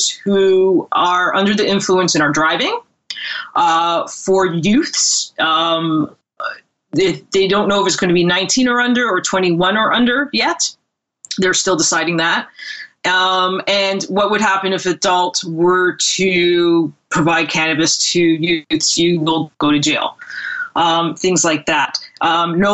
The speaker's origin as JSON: {"language": "English", "region": "Ontario", "country": "Canada", "also_born_or_lived": "California", "moved": "yes", "lives_now": "British Columbia, Canada", "said": "I'm actually from Ontario. I'm in Ontario right now, but I'm living out in BC at the moment."}